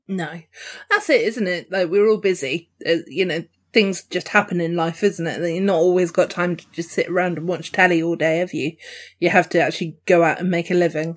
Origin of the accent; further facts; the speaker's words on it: Dorset, South West England, United Kingdom; I'm Dorset